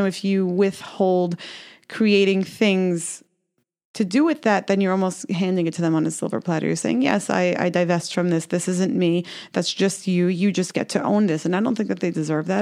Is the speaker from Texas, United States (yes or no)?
no; New York City, New York, United States; I was growing up in Brooklyn